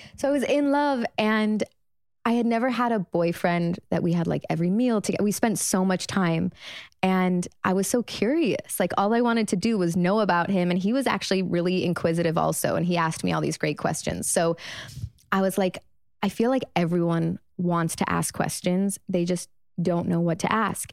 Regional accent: Chicago, Illinois, United States; moved away as an adult; also born or lived in Los Angeles; I'm thirty-one. I grew up in Chicago.

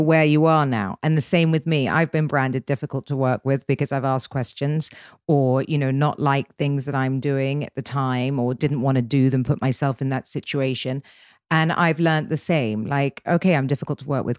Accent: England, United Kingdom; being English

